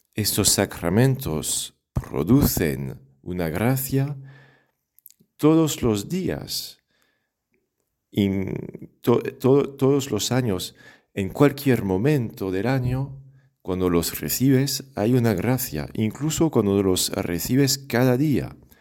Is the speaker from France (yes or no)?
yes; France; accent: French; Spanish is a second language; moved away; yo soy de Francia, seguramente ya lo has adivinado por el acento.